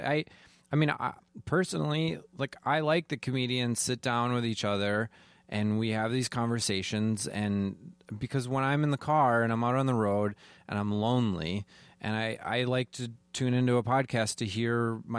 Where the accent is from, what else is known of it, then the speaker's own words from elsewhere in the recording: Wisconsin, United States; moved away as an adult; now in Minnesota, United States; I am a Wisconsinite.